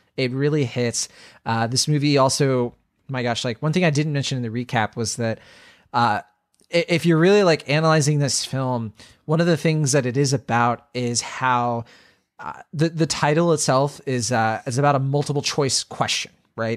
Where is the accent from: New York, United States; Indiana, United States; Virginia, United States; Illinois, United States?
Virginia, United States; I grew up in Virginia